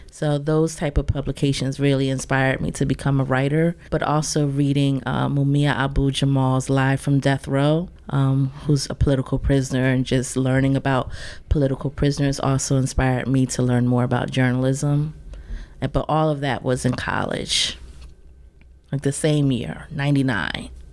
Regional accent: Willingboro, New Jersey, United States; also born or lived in Plainfield, New Jersey / Piscataway, New Jersey; I've kind of been all around Jersey, but then in high school I settled down, maybe like more so sixth grade, settled down with my family in Willingboro

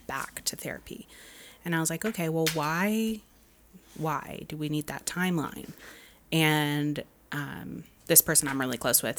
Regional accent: Dallas, Texas, United States; now in Los Angeles, United States; I'm from Dallas

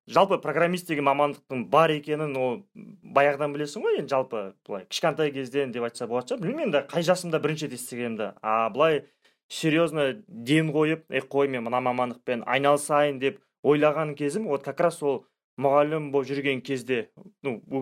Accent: Zhalagash District, Kyzylorda Region, Kazakhstan; also born or lived in Astana; ну мен өзім ә … тағы да айта салайын ә, сол қызылорда облысы жалағаш ауданынанмын

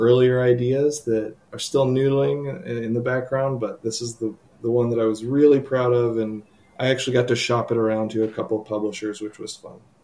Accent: Charlotte, North Carolina, United States; I live in Charlotte, North Carolina. Uh, I run our local North Carolina game designers meetup

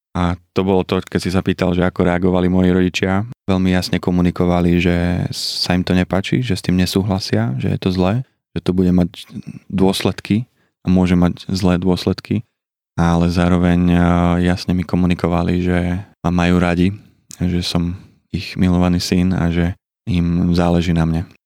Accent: Liptovský Hrádok, Žilina Region, Slovakia; Pochádzam z Liptovského Hrádku, mám štyroch súrodencov, ja som najstarší

